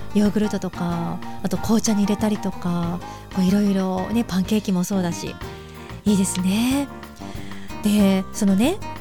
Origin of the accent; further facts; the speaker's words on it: Hokkaido, Japan; 私たちが住む広い北海道